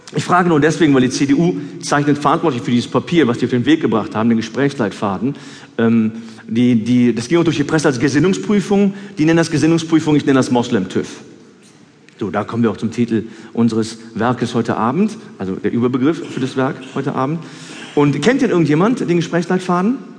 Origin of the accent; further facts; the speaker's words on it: Cologne, North Rhine-Westphalia, Germany; ich bin eine Kölsche Jung